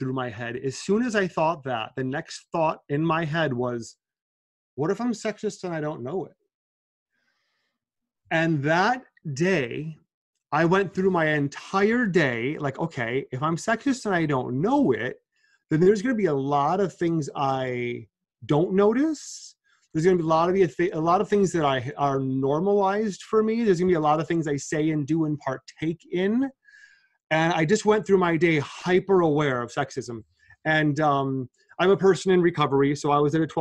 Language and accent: English; Milwaukee, Wisconsin, United States; moved away as an adult; now in New York, United States; I'm from Milwaukee, Wisconsin, which is the number one most racially segregated city in the United States